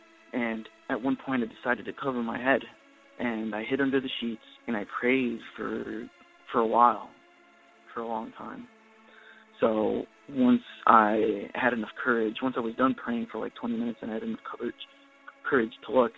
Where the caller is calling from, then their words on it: Redondo Beach, California, United States; also born or lived in Chile; I'm calling from Redondo Beach, California.